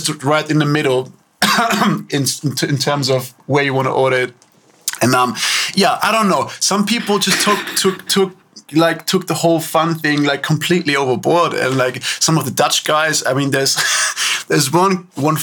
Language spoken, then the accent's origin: English; Upper Austria, Austria; also born or lived in Linz / Wels; I grew up there in a town called Al-Hamming. Really small.